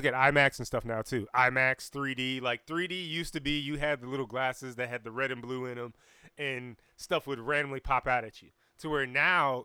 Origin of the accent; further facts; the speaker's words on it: Fayetteville, North Carolina, United States; be in Fayetteville, North Carolina, because we're from Dreamville.